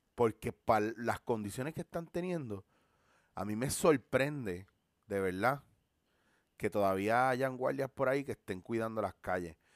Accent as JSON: {"language": "Spanish", "country": "Puerto Rico", "said": "como puertorriqueños"}